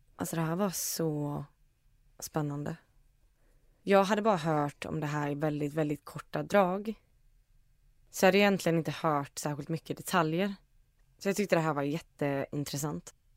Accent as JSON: {"language": "Swedish", "country": "Iceland", "moved": "yes", "said": "jag är ju från Island"}